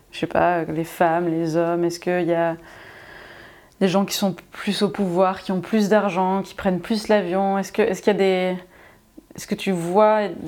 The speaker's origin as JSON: {"language": "French", "town": "Lyon", "region": "Auvergne-Rhône-Alpes", "country": "France", "said": "Je dis ça parce qu'on vient de Lyon alors."}